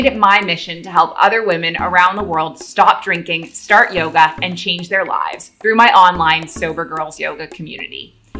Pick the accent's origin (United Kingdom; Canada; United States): Canada; moved away as an adult; also born or lived in Middle East; now in Bali, Indonesia; I'm a Canadian who moved across the world to the Middle East at age 23, and I never went back. I got sober in 2019, and I now live full-time in Bali, Indonesia.